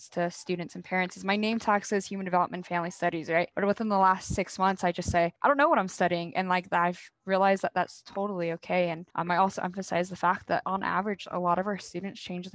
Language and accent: English; Las Vegas, Nevada, United States; moved away as an adult; now in Utah, United States; I am from Las Vegas, Nevada.